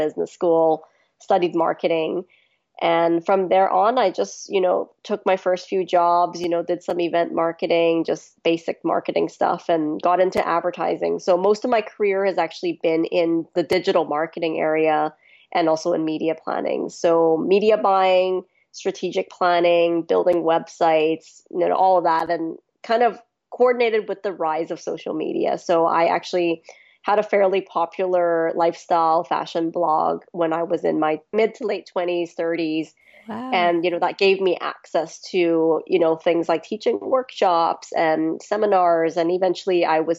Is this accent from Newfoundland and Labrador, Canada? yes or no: no; Vancouver, British Columbia, Canada; also born or lived in Hong Kong / Bangkok, Thailand; I mostly grew up in Vancouver on the west coast of Canada